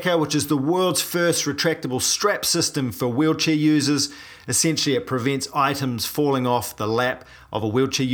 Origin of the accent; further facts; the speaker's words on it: New Zealand; I'm a paraplegic from New Zealand